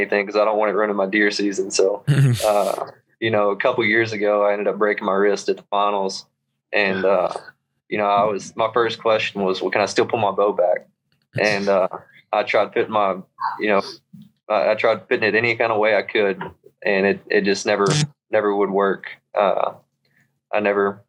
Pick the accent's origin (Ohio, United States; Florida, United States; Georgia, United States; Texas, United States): Texas, United States; Southeast; now in Dallas, United States; So I live close to Dallas right now. I'm originally from Southeast Texas around Lake Charles, Louisiana